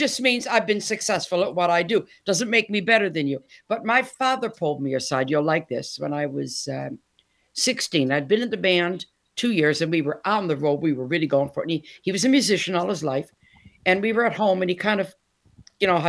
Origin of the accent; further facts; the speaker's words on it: Detroit, Michigan, United States; moved away as an adult; now in Essex, United Kingdom; born and raised in Detroit